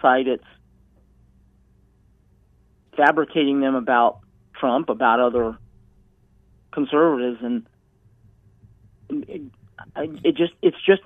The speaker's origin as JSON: {"language": "English", "region": "Colorado", "country": "United States", "tie": "born or raised there", "said": "I grew up in Colorado."}